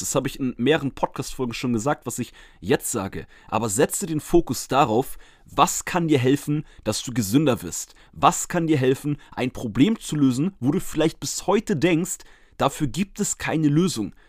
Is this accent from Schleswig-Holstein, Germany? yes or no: yes; Schleswig-Holstein, Germany; Schleswig-Holstein in meiner Heimat